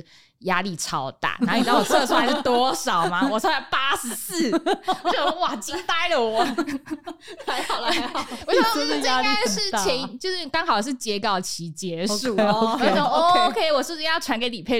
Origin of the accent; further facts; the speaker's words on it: Mailiao, Yunlin County, Taiwan; moved away; 其实我老家就是在云林的海线，就是麦寮那边，